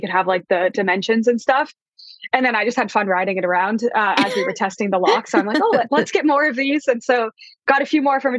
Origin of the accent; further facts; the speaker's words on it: Denver, Colorado, United States; Colorado because I'm from there. I grew up in Denver